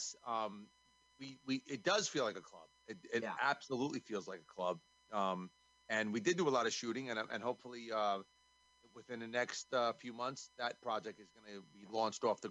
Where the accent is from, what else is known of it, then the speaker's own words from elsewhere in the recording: New York, United States; I'm from New York